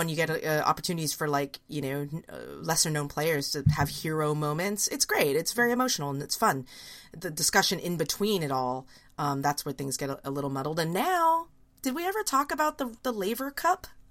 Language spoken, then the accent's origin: English; United States; as an American